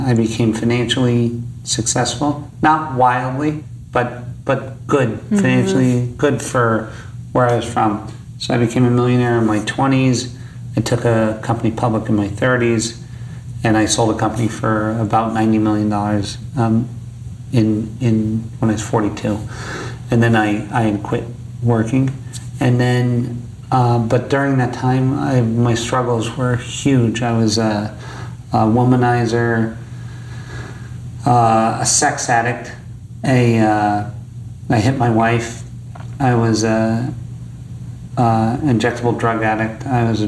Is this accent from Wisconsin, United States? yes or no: no; Scranton, Pennsylvania, United States; So, so I was born in Scranton, Pennsylvania, which is a shitty place, right?